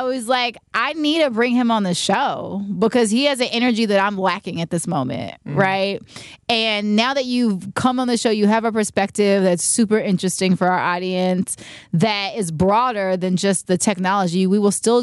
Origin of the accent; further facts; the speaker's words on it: Richmond, California, United States; I come from the Bay Area, Richmond, California, to be exact